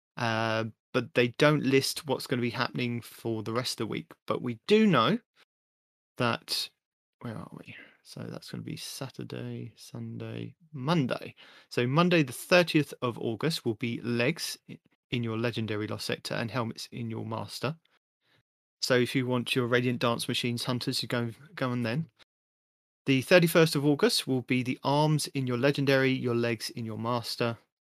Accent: England, United Kingdom; I'm English

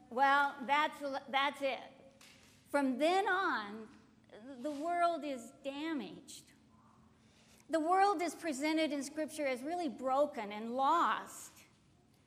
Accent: United States; I was born in this country. I'm thankful I'm an American

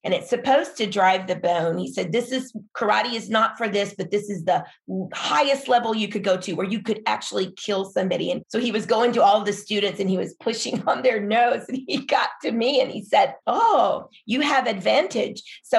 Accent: Philippines; when I was growing up in the Philippines as a missionary kid

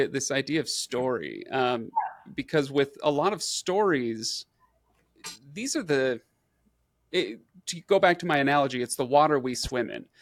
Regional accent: Utah, United States; I'm a white guy from Utah. Grew up, you know, generations long American

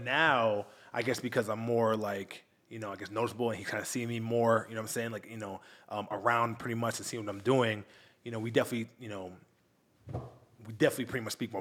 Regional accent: Long Island, New York, United States; moved away as an adult; now in Miami, United States; I'm from New York originally.

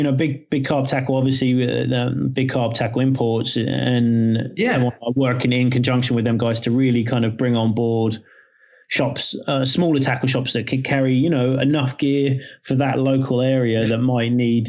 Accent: England, United Kingdom; now in United States; I come from England myself as well

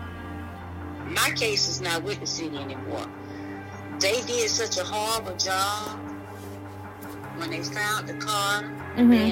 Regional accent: Boone, Alabama, United States; moved away as an adult; now in Montgomery, United States; I'm not from here. I'm from Boone, Alabama

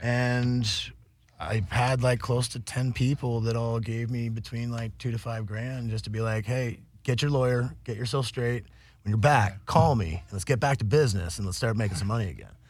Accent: Vermont, United States; moved away as an adult; also born or lived in Humboldt, California; now in Los Angeles, United States; I grew up in Vermont and uh, moved out to Humboldt

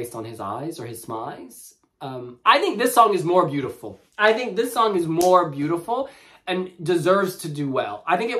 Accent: United States; now in United Kingdom; as an American

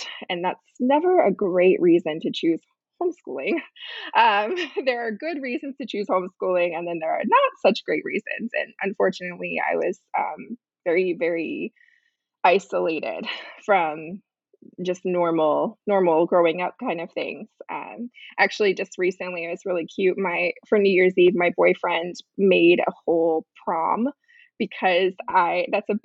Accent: Pennsylvania, United States; I was born in Pennsylvania

